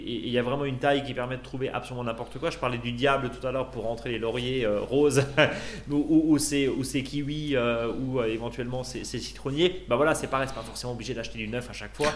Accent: Alsace, Grand Est, France; chez nous en Alsace

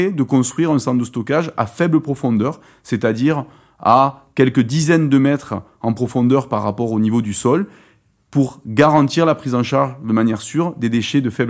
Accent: France; En l'occurrence, chez nous en France, pour nos centres de stockage, c'est l'argile.

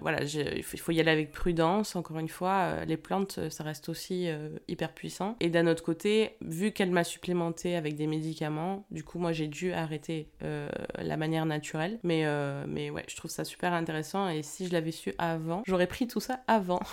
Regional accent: France; on est français

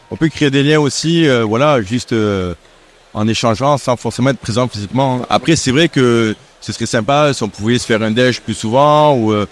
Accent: Marseille, Provence-Alpes-Côte d'Azur, France; moved away as an adult; also born or lived in Paris; chez moi à Marseille.

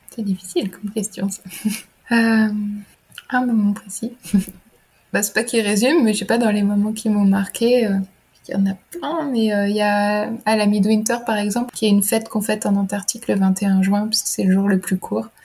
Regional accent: Burgundy, Bourgogne-Franche-Comté, France; moved away as an adult; also born or lived in Lyon / Grenoble; Moi, j'ai grandi en Bourgogne, donc rien à voir, dans la campagne de l'Est de la France

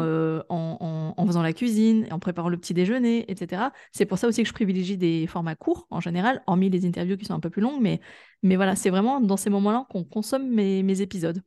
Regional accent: Grenoble, Auvergne-Rhône-Alpes, France; moved away; je suis une ancienne urbaine, parce que je suis originaire de Grenoble

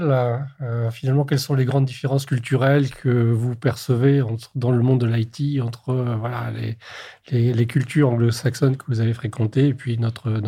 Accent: France; nous sommes des Français

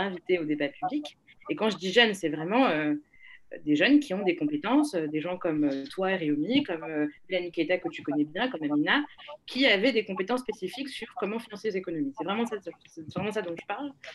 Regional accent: Lomé, Maritime, Togo; moved away as an adult; now in France; je suis née, j'ai grandi à Lomé.

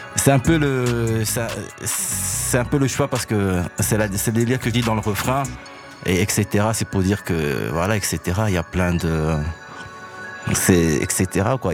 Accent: Brussels, Brussels-Capital Region, Belgium

